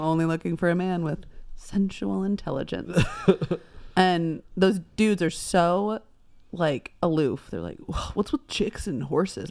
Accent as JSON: {"language": "English", "region": "Texas", "country": "United States", "said": "I'm just from Texas"}